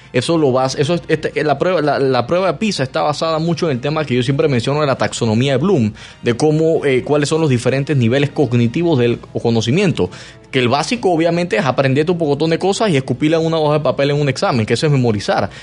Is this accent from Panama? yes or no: yes; Panama; como panameño